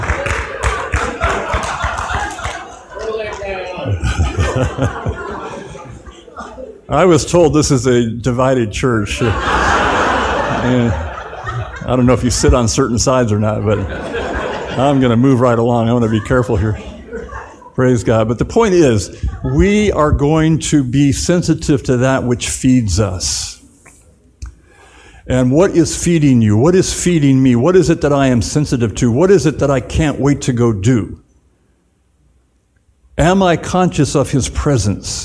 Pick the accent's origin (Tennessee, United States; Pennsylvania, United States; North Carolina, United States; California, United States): California, United States; Southern; moved away; also born or lived in Dallas-Fort Worth; I grew up in Southern California in the 60s